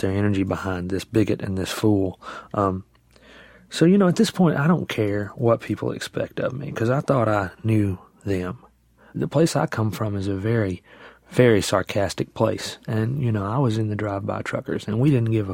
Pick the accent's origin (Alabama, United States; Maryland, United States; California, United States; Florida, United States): Alabama, United States; now in Nashville, United States; I grew up in Alabama